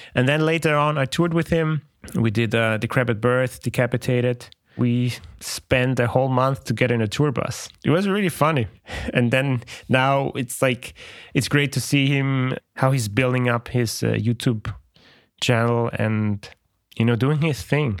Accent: Austria; moved away as an adult; also born or lived in Poland; I'm from Austria. It's a small country

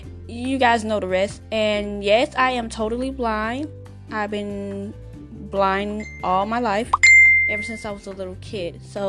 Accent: Albany, Georgia, United States; I'm 25 from Albany, Georgia, 5'4"

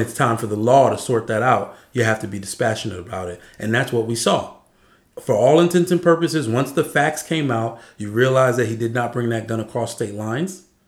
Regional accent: Arizona, United States; moved away; also born or lived in California; I'm from Arizona.

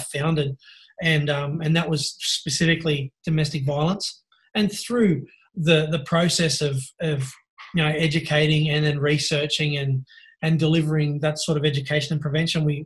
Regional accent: Sydney, New South Wales, Australia; from Norwest, Sydney, northwest part of Sydney. So it's, for those who don't know, it's commonly known as the Hills District

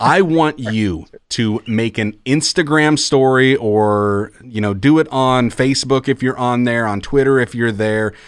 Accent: Iowa, United States; growing up in Iowa, it's not Christmas until the first snowfall hits

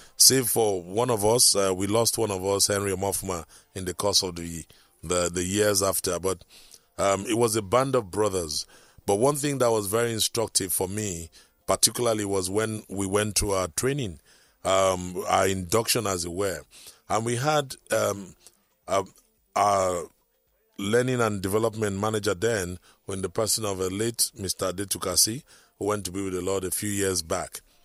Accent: Akwa Ibom, Nigeria; now in Lagos, Nigeria; I come from Akwaibom.

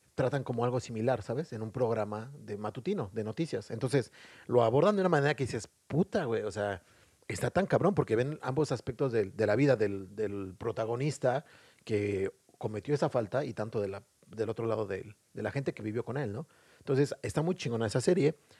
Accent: Mexico; now in Dublin, Ireland; Como buen mexicano

